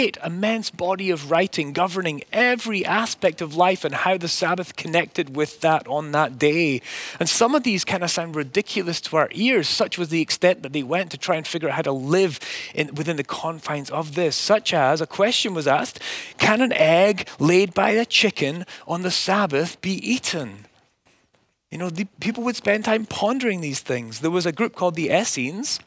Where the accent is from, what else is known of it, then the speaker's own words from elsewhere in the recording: Scotland, United Kingdom; as a child growing up in Scotland